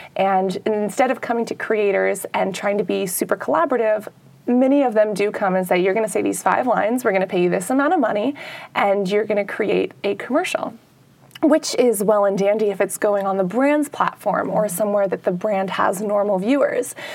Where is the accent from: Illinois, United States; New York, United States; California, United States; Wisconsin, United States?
California, United States; San Francisco; I'm from San Francisco